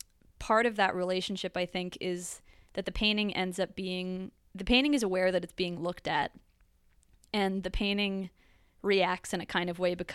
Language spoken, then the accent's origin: English; Connecticut, United States; I grew up in Connecticut.